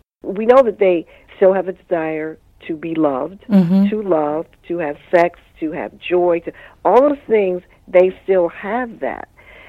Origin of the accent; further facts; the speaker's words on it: United States; So I said, well, you know, I'm a writer, and I grew up here in Washington, and the wonderful thing about being a writer is it's taken me all over the world.